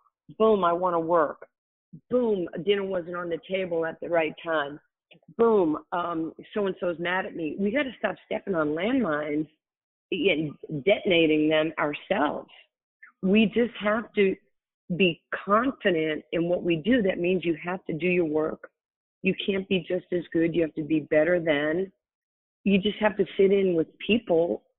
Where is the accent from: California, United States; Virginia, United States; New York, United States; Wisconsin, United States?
New York, United States; I'm from New York